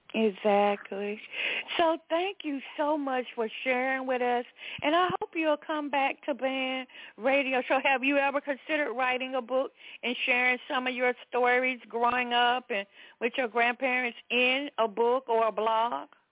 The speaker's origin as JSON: {"language": "English", "region": "the South", "country": "United States", "tie": "born or raised there", "said": "I was raised in the South in, in a Pentecostal church"}